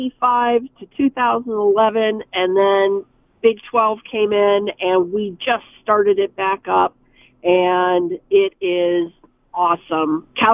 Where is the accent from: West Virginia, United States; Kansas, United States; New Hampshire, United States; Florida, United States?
West Virginia, United States; I was born and raised in West Virginia.